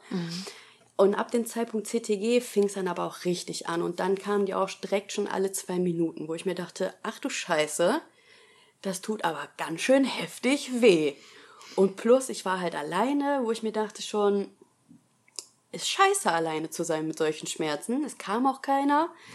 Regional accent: Essen, North Rhine-Westphalia, Germany; ich bin 26 Jahre alt, ich komme aus Essen

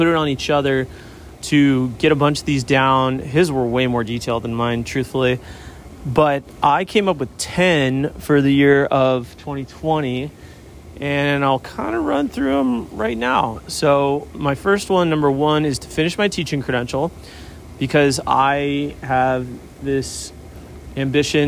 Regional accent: Newport Beach, California, United States; I grew up here in Newport Beach

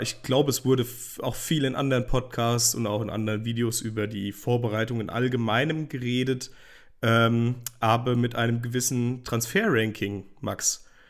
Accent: Hesse, Germany; geboren und aufgewachsen in Hessen

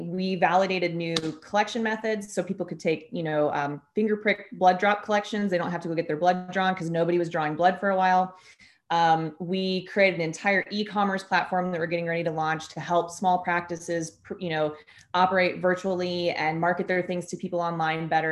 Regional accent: Kansas City, Missouri, United States; I'm from Kansas City and I've lived in Kansas City most of my life

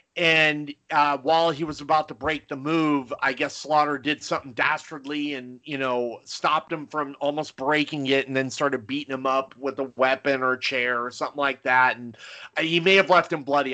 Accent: near Los Angeles, California, United States; growing up near Los Angeles

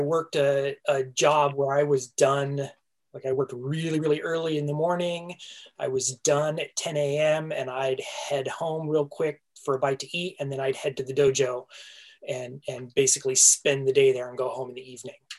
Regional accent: Southern California, United States; I grew up in Southern California

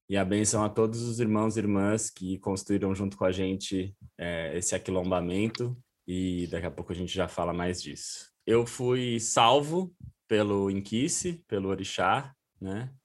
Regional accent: São Paulo, Brazil; fui criado em São Paulo

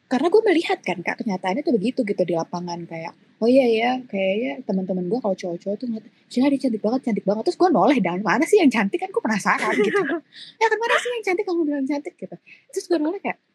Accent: East Java, Indonesia; karena um, gue memang waktu kecil tinggalnya kan di Jawa Timur, jadi otomatis kulit gue tuh agak lebih gelap gitu daripada sekarang.

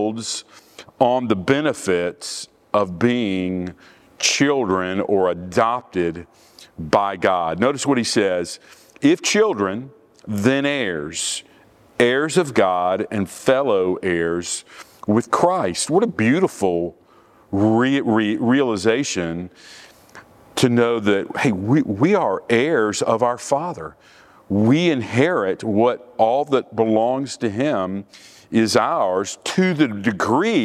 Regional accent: Orlando, Florida, United States; I grew up in Orlando, and I was 10 years old when Walt Disney World opened in Orlando.

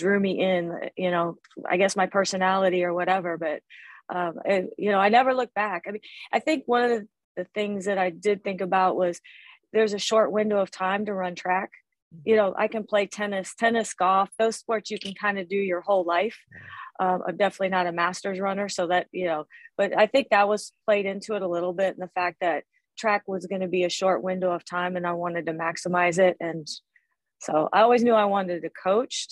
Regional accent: West Virginia, United States; moved away as an adult; also born or lived in Ohio; now in Miami, United States; I grew up in West Virginia and went to school at Ohio University.

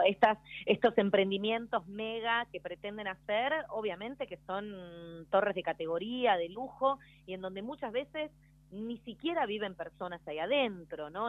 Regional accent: Buenos Aires, Argentina; como porteña desde la ciudad autónoma de Buenos Aires

